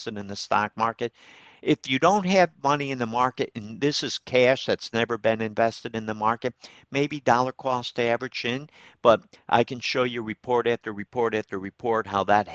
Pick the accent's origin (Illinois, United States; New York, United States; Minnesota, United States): New York, United States; Troy; my hometown, Troy